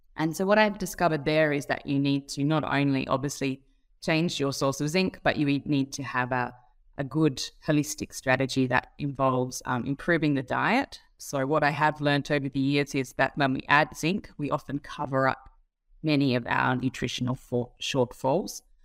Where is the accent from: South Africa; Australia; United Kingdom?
Australia; moved away; also born or lived in Singapore; I'm Australian by birth.